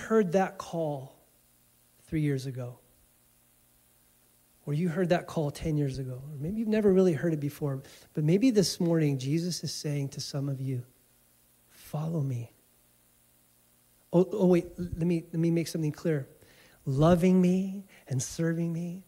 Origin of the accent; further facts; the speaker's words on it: United States; moved away as an adult; now in Germany; I'm really American. I'm so American